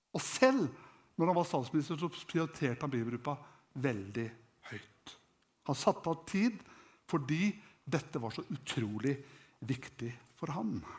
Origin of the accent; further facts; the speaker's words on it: Norway; jeg vokste opp hjemme i Klarus